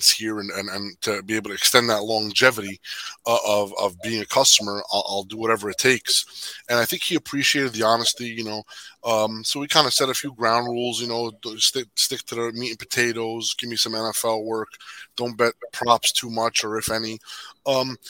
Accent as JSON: {"language": "English", "town": "Jersey City", "region": "New Jersey", "country": "United States", "tie": "born or raised there", "said": "I was born and raised in Jersey City."}